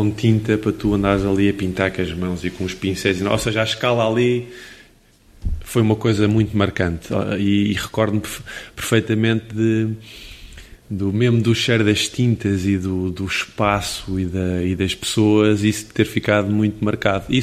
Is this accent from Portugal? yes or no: yes; Caldas da Rainha, Leiria District, Portugal; also born or lived in Tomar; há uma coisa muito importante do sítio onde eu nasci, que é o Museu Malhoa. Hum mas Museu José melhor nas Calas da Rainha